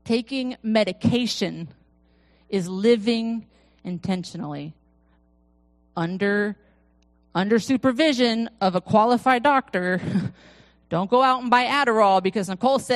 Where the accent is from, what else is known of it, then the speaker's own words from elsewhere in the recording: Florida, United States; I'm from Florida